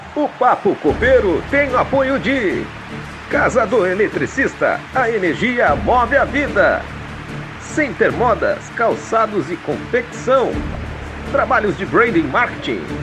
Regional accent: Sapucaia do Sul, Rio Grande do Sul, Brazil; Eu sou de Sapucaia

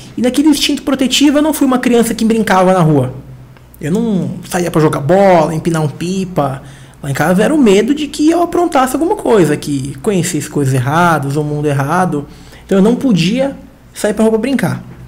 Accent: Diadema, São Paulo, Brazil; Sou de Diadema, aqui em São Paulo

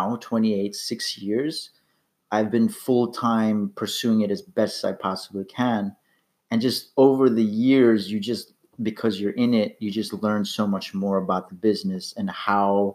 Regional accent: New York, United States; moved away as an adult; now in Los Angeles, United States; I'm an actor from New York, went to college with this guy. Currently living

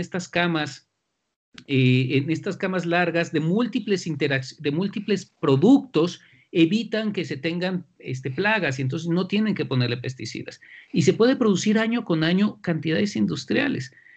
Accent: central Mexico, Mexico; de dónde sale toda nuestra cultura este, como mexicanos de la parte central

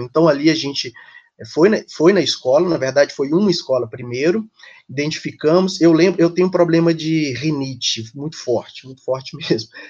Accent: Ipatinga, Minas Gerais, Brazil; moved away as an adult; also born or lived in Belo Horizonte / São Paulo; eu sou do interior de Minas, sou de, da cidade Ipatinga, né, no leste mineiro, saí da, da minha cidade na época porque não tinha faculdade, então migrei para Belo Horizonte

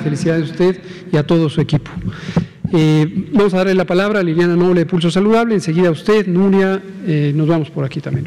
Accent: Mexico; como mexicanas, como mexicanos

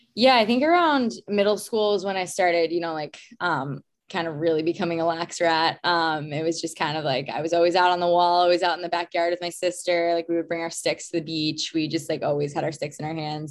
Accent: Long Island, New York, United States; I grew up on Long Island in New York

